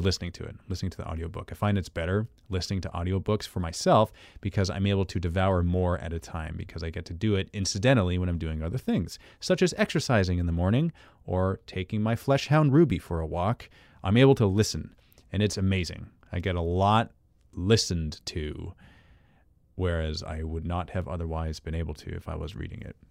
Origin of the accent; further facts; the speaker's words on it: Canada; accent: Canadian; I'm Canadian